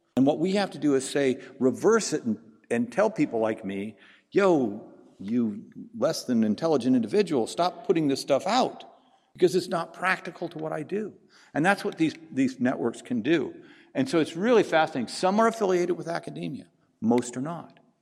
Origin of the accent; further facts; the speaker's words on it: Pacific Northwest, United States; also born or lived in the South, United States; now in Southern United States; I'm from the Pacific Northwest. I live in the South